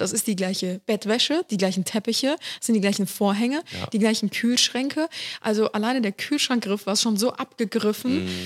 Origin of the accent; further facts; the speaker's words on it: Cologne, North Rhine-Westphalia, Germany; also born or lived in Ulm; wir sind beide in Köln aufgewachsen